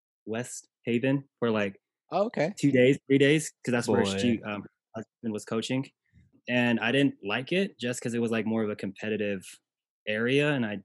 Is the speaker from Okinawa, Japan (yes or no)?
yes; Okinawa, Japan; born there; I was born in Okinawa, Japan.